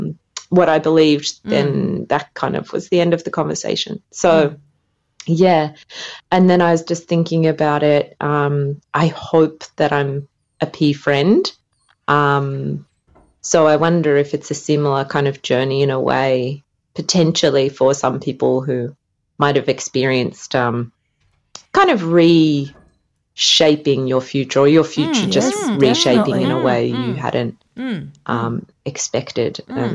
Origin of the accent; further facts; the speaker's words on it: Australia; now in Finland; And by the way, I'm calling from Finland. I'm obviously Australian, as you can tell.